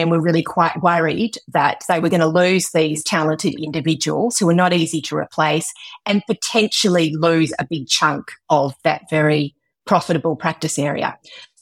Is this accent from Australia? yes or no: yes; Western Australia, Australia; I was born and bred in Western Australia